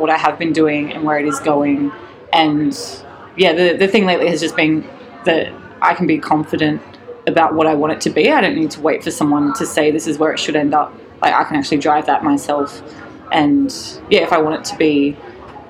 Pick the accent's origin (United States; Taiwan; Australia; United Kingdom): Australia; Newcastle, New South Wales; now in Sydney, Australia; originally from Newcastle, up the coast